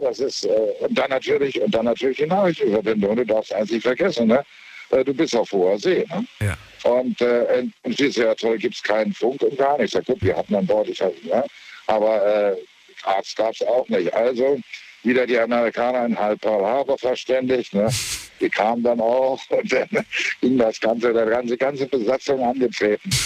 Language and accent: German; Lübeck, Schleswig-Holstein, Germany; now in Saarbrücken, Germany; ursprünglich aus Lübeck